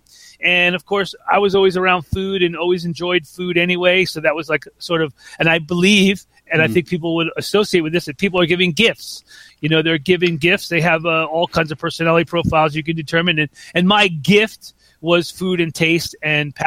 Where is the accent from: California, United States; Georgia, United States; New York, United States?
New York, United States; Long Island; we had a garden growing up on Long Island